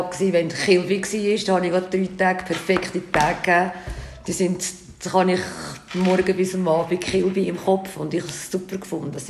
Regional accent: Switzerland; Ich bin Schweiz.

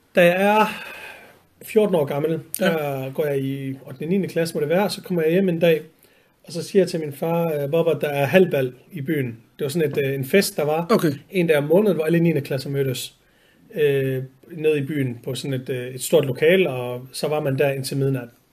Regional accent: Vejle, Southern Denmark, Denmark; moved away as an adult; also born or lived in Horsens; now in Copenhagen, Denmark; Jeg er født og opvokset på en rigtig side af Danmark, Jylland, øh, i, i Vejle. Eller faktisk født i Horsens og flyttet til Vejle, da jeg var to år gammel

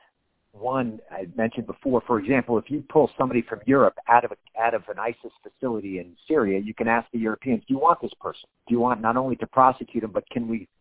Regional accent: Miami, Florida, United States; moved away; My hometown

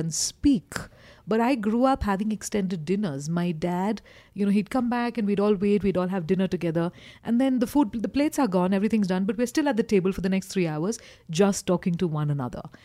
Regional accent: Kolkata, West Bengal, India; moved away as an adult; now in Kathmandu, Nepal; I grew up in Calcutta

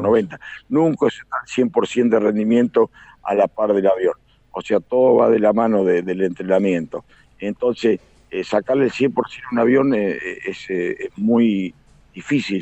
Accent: Carlos Casares, Buenos Aires Province, Argentina; nací en Carlos Casares, me crié en una empresa de aeroplicación

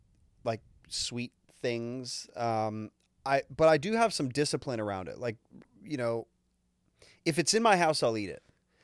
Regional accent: Canada; As a Canadian, I respect

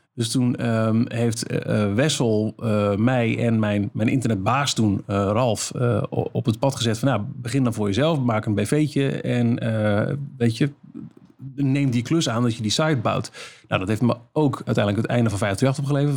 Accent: Almelo, Overijssel, Netherlands; een lokale omroep was in Almelo, waar ik vandaan kwam.

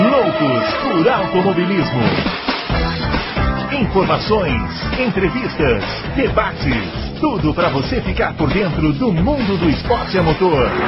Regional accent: Rio Grande do Sul, Brazil; Eu nasci no Rio Grande do Sul, embora é, seja mineiro de coração.

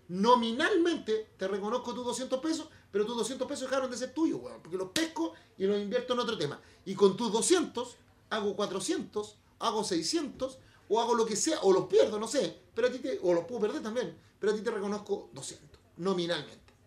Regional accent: Chile; Los chilenos somos xenófobos, los chilenos somos racistas

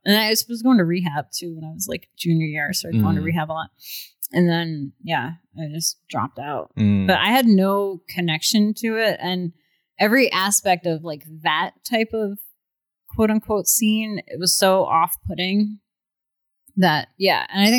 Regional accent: New York, United States; I'm from New York.

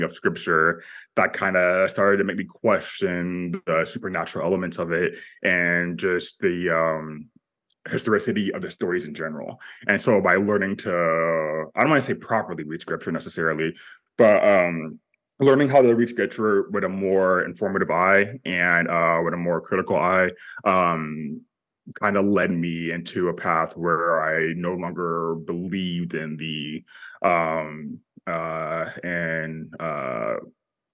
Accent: Sacramento, California, United States; I'm from California, Sacramento, California. I grew up very religious

